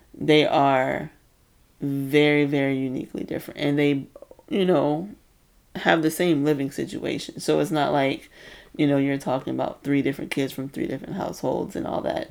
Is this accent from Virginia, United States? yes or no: yes; New Kent County, Virginia, United States; I grew up in New Kent County, Virginia.